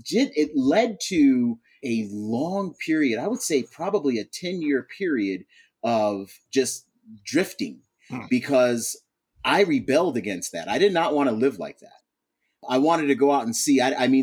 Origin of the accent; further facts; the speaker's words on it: Buffalo, New York, United States; moved away; Well, first thing I have to say is I'm a Buffalonian, and I'm very proud to be a Buffalonian, born and raised there. I do not live there right now, but that's the first thing I always tell everybody. I'm from Buffalo.